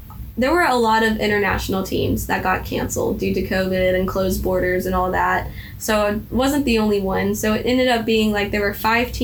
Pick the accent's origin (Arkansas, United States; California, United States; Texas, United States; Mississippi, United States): Mississippi, United States; I was from Mississippi